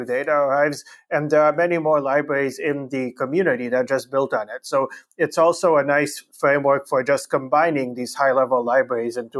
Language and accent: English; Canada; also born or lived in Romania; I was born in Romania, in Europe, and I grew up mostly in Canada.